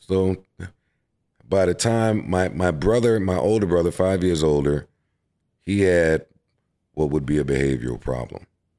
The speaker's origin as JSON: {"language": "English", "town": "Queens", "region": "New York", "country": "United States", "tie": "born or raised there", "also_born_or_lived": "Harlem", "said": "Moved to Queens, St. Albans."}